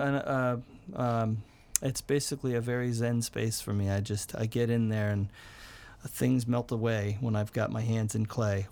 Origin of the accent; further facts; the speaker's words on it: Pleasanton, California, United States; I grew up in Pleasanton